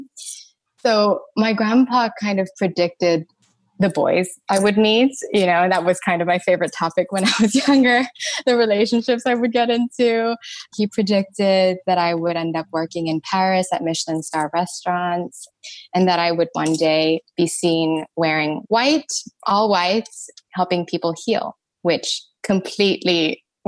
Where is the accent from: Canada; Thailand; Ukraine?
Thailand; I'm Thai, and I grew up in Thailand.